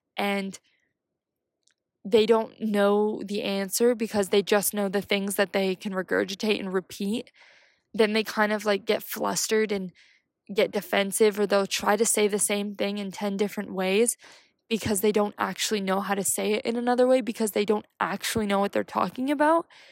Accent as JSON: {"language": "English", "country": "United States", "said": "I'm from America"}